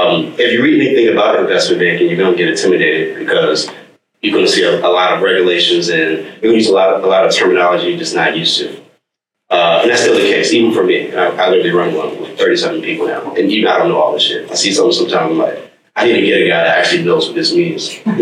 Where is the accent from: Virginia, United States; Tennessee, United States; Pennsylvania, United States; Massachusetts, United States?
Virginia, United States; I'm from Virginia. I did my freshman year at Penn State, and then I transferred from Penn State to the University of Texas.